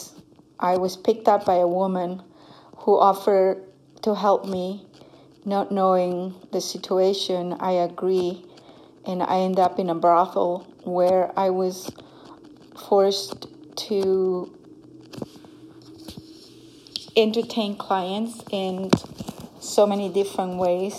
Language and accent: English; Honduras; moved away; I come from Honduras. I grew up in a very poor village in Honduras.